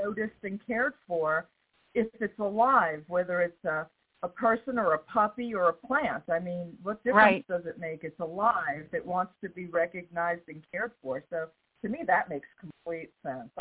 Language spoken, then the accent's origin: English; New York, United States; now in the South, United States; I'm from New York. I live in the South.